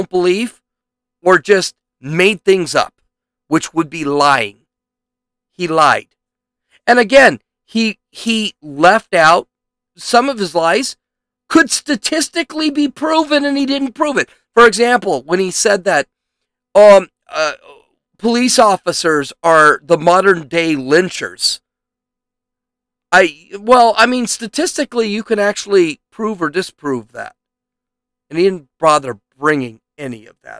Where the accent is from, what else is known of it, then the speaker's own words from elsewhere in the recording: United States; I consider myself American. I was born in America